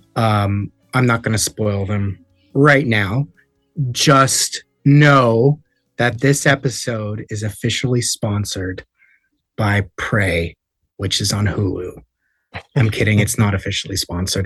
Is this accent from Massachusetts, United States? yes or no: no; Los Angeles, California, United States; I grew up in Los Angeles